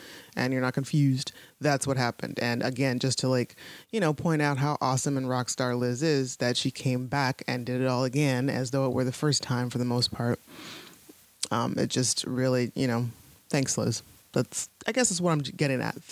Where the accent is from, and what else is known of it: Ohio, United States; moved away as an adult; now in Pittsburgh, United States